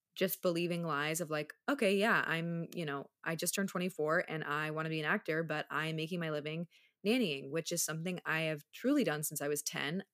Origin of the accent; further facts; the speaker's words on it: Minneapolis, Minnesota, United States; also born or lived in Charlotte, North Carolina; now in Chicago, United States; I grew up in the Midwest, like, partially. I spent ten years in Minneapolis before moving to Charlotte